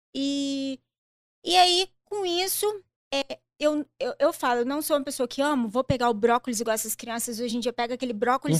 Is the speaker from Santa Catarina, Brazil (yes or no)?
no; Colatina, Espírito Santo, Brazil; also born or lived in Juiz de Fora, Minas Gerais; Eu sou de Colatina, Espírito Santo